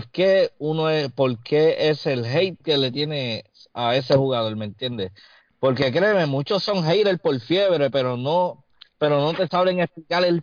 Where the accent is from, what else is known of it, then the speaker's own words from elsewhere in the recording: Carolina, Puerto Rico; en el pueblo de Carolina, y yo orgulloso de mi pueblo